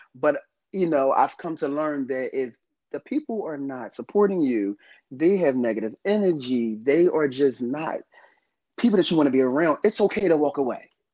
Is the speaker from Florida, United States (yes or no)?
no; North New Jersey, United States; I was actually born in North New Jersey. I'm not from Philadelphia